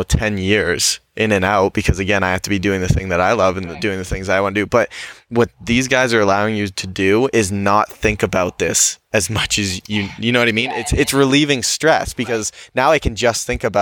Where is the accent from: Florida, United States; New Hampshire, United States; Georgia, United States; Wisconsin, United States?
New Hampshire, United States; growing up in New Hampshire, there's not a lot